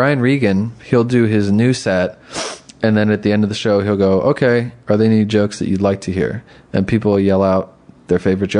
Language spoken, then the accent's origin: English; Blue Mountain, countryside of Pennsylvania, United States; also born or lived in Bethlehem, Pennsylvania / Philadelphia; I actually grew up in the countryside of Pennsylvania, at the base of the Blue Mountain. But I'm sort of from Bethlehem. I lived there for a little bit. And then I went to college in Philly, and I lived in Philly for 15 years.